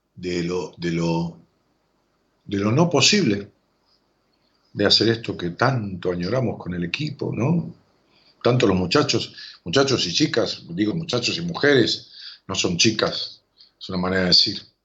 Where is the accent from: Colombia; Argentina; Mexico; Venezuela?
Argentina; los argentinos, melancólicos, dramáticos, que nunca salimos de la historia